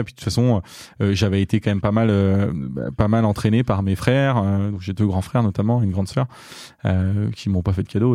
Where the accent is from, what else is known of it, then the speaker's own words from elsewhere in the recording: Diors, Centre-Val de Loire, France; moved away; also born or lived in Châteauroux / Marseille; je suis né à Châteauroux et j'ai grandi dans un village qui s'appelle Dior, à côté de Châteauroux